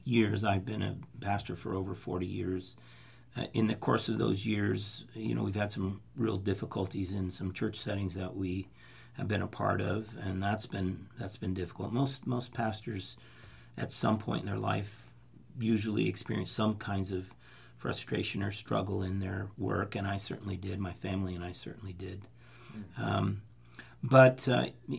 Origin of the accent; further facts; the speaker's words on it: Fresno, California, United States; moved away as an adult; also born or lived in Turlock / Los Angeles / Santa Cruz; I grew up right here in Fresno